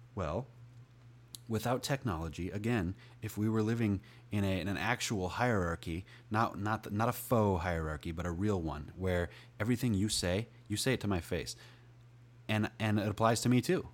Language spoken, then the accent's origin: English; United States; I'm from America